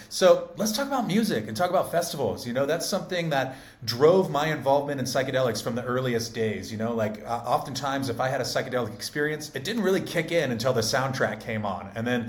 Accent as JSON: {"language": "English", "region": "California", "country": "United States", "said": "I'm a Californian."}